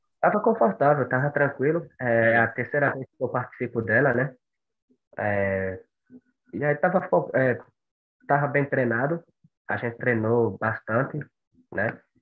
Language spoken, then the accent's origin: Portuguese; Monte Santo, Bahia, Brazil; moved away as an adult; now in São Paulo, Brazil; eu sou de Monte Santo, Bahia